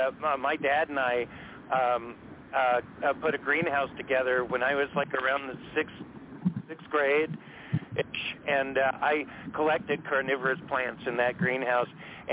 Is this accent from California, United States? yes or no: yes; California, United States; I've lived in California all of my life